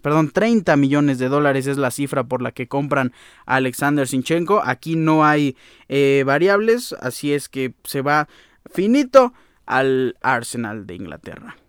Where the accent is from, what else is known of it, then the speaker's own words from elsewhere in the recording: Mexico; Yo como aficionado mexicano y aficionado de la Liga MX